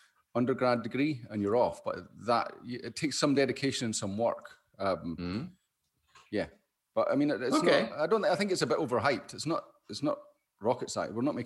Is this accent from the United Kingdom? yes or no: yes; Scotland, United Kingdom